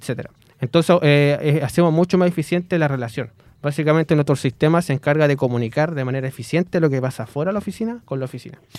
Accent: Los Ángeles, Biobío, Chile; Yo soy de Los Ángeles

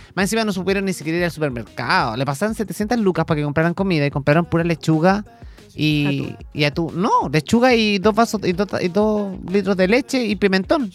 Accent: Chile

